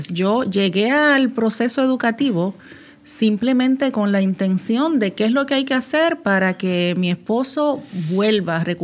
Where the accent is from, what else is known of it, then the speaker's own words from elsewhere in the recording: Dominican Republic; now in Puerto Rico; Yo soy ah, dominicana y ah, acababa de llegar a Puerto Rico. Teníamos apenas tres años de habernos casado.